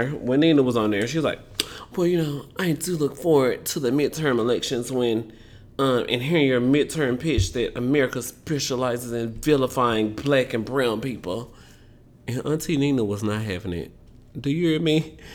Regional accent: Southern United States, United States; accent: southern; Cause y'all always make fun of my southern accent.

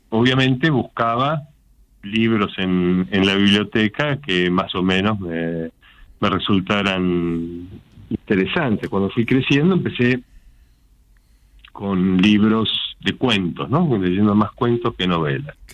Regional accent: Castelar, Buenos Aires Province, Argentina; de Castelar.

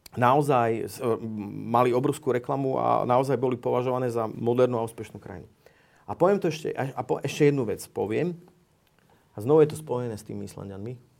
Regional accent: Slovakia; moved away; also born or lived in Iceland; ja som teda Slovák

